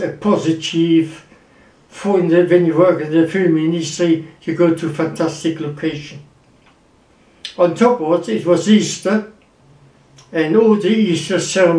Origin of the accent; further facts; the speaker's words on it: Wuppertal, North Rhine-Westphalia, Germany; moved away as an adult; also born or lived in London; I am German. I was born in Wuppertal